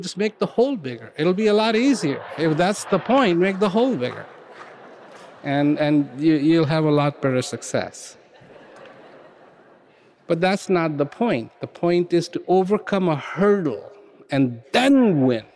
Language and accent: English; India; I was born in India